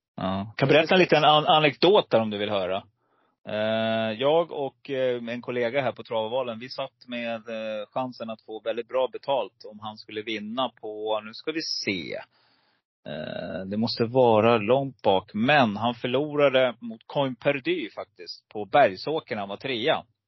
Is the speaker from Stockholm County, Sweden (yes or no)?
yes; Stockholm, Stockholm County, Sweden; also born or lived in Gävle / Hudiksvall; now in Falun, Sweden; jag är född i Gävle, men eh, uppväxt i Stockholm